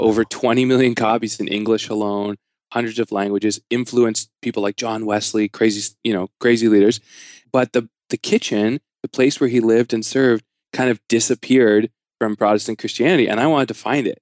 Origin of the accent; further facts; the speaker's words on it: Canada; I'm a Canadian